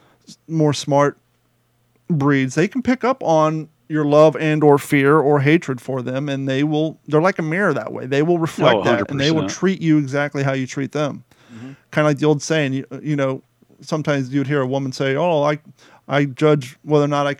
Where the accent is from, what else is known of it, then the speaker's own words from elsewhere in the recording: Kentucky, United States; now in Southwest Florida, United States; growing up in Kentucky, my grandfather, my aunts and uncles, they all had horses